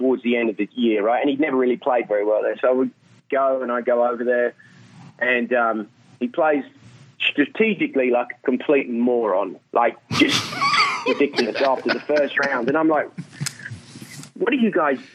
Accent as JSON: {"language": "English", "region": "England", "country": "United Kingdom", "said": "I'm English"}